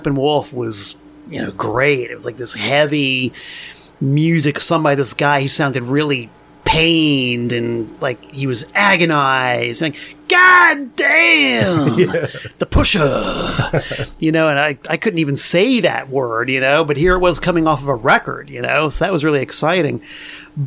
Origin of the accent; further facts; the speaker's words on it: Hialeah, Florida, United States; moved away as an adult; also born or lived in Danbury, Connecticut; now in Connecticut, United States; I grew up in Florida in Hialeah